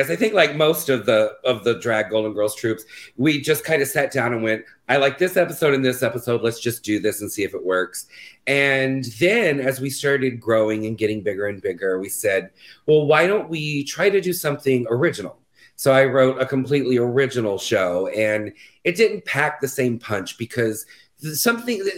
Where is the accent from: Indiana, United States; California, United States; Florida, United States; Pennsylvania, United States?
Florida, United States; No, so we're actually from Florida.